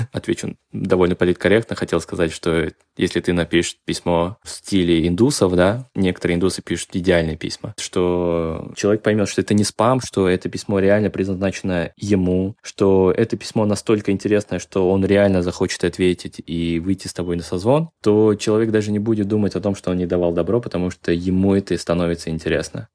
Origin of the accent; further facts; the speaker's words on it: Tashkent, Uzbekistan; я родом из Ташкента